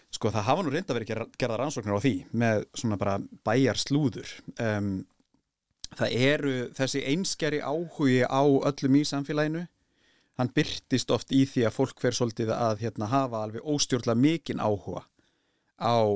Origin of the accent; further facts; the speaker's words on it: Bolungarvík, Westfjords, Iceland; Ég kem náttúrulega frá Bólingavík